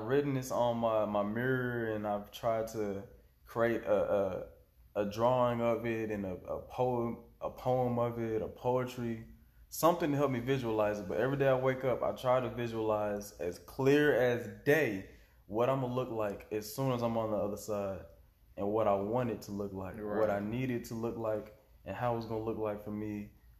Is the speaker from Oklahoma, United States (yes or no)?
yes; Tulsa, Oklahoma, United States; coming from Tulsa